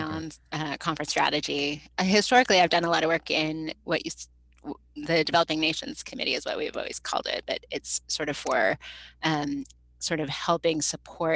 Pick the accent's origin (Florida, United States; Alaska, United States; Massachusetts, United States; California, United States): Alaska, United States; moved away as an adult; also born or lived in Nevada; I'm from Alaska, but I ended up in Nevada